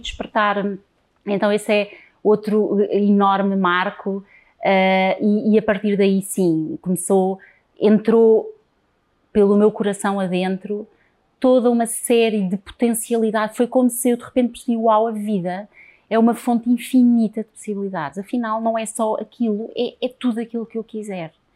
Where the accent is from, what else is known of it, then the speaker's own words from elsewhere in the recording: Lisbon, Portugal; eu sou lisboeta, alfacinha, nascida em Lisboa